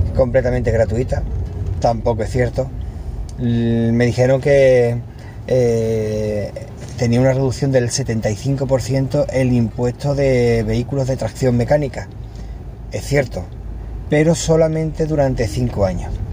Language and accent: Spanish; Cádiz, Andalusia, Spain; now in Málaga, Spain; en mi tierra, en Cádiz, bueno, en mi tierra de nacimiento, porque ya llevo más tiempo en Málaga que en Cádiz